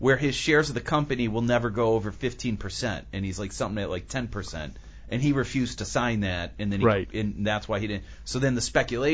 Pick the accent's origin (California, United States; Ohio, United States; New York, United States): Ohio, United States; Cleveland; growing up in Cleveland